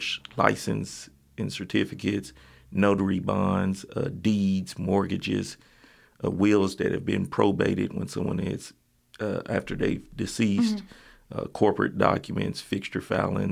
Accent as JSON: {"language": "English", "area": "Lincoln County", "region": "Kentucky", "country": "United States", "tie": "born or raised there", "also_born_or_lived": "Fayette County, Kentucky", "lives_now": "Lexington, United States", "said": "That's where I grew up"}